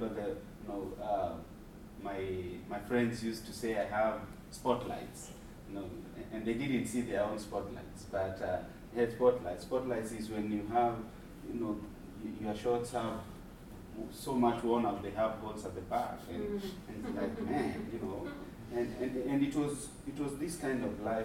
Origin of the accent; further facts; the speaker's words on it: Nairobi, Kenya; I grew up in Mathare myself